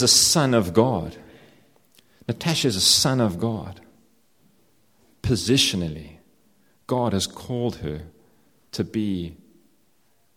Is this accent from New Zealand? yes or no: no; South Africa; I'm South African